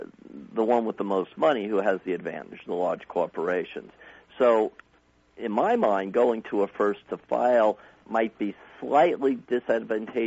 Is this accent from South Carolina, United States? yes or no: no; New York, United States; now in Arizona, United States; I was originally from New York